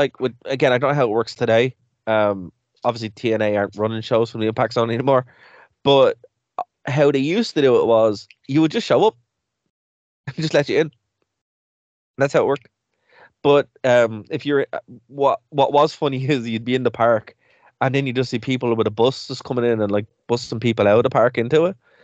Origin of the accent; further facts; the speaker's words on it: Ireland; we're an Irish podcast